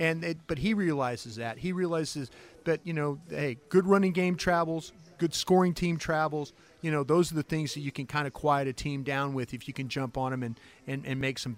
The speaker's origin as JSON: {"language": "English", "town": "Dallas", "region": "Texas", "country": "United States", "said": "You know, I'm from Dallas, Texas myself, but I really, those people mean so much to me down there."}